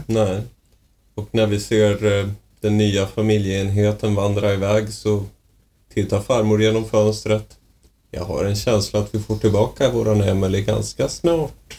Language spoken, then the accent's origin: Swedish; Umeå, Västerbotten County, Sweden; moved away; Jag är uppväxt i Umeå, jag är van att man pratar om en älv